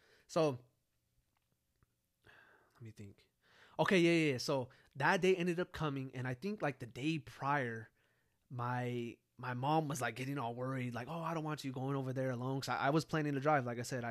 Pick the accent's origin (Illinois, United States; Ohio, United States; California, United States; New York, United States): California, United States; now in San Antonio, United States; me moving from California to San Antonio